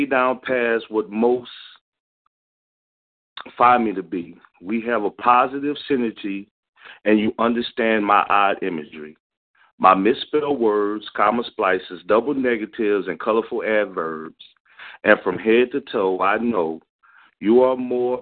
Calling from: Philadelphia, Pennsylvania, United States; I'm calling in from Philly.

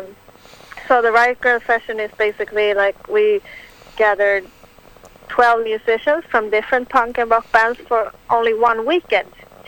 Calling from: Stockholm, Stockholm County, Sweden; I'm calling from Stockholm, Sweden. It's 10 o'clock in the evening right now.

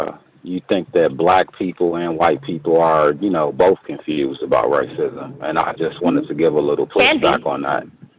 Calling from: Milwaukee, Wisconsin, United States; I'm actually calling from Milwaukee, Wisconsin, and I just had one question.

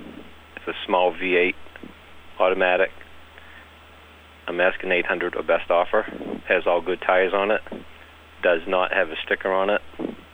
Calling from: South Paris, Maine, United States; I'm calling from South Paris.

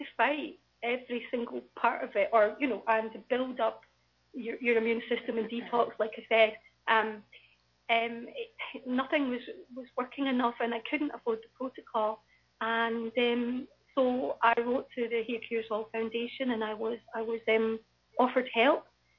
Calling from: Scotland, United Kingdom; I'm actually phoning from Scotland

